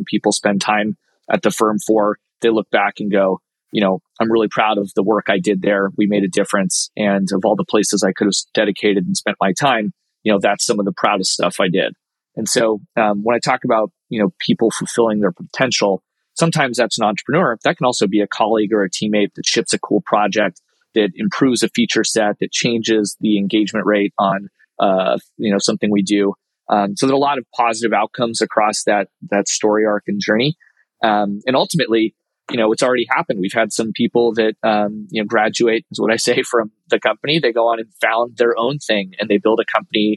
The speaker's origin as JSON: {"language": "English", "country": "United States", "said": "as an American director of a firm"}